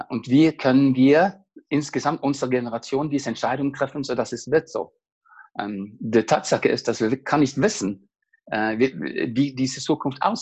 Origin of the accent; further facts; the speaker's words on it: Norway; German is a second language; moved away as an adult; now in Munich, Germany; Ich komme aus Norwegen und äh, ist seit, äh, ich bin seit 2009 in München unterwegs als Leadership Coach